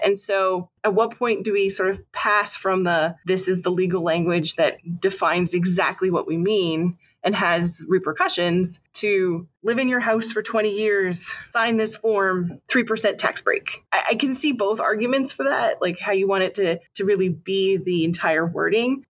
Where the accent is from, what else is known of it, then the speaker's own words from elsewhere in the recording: Canada; moved away; I grew up in Canada